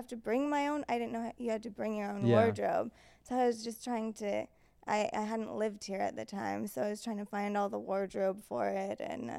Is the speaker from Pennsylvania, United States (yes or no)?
no; California, United States; I'm from California, so it's like a natural move back.